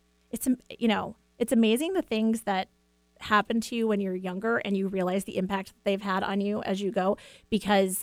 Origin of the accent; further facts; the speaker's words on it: East Coast, United States; now in Washington, United States; growing up on the East Coast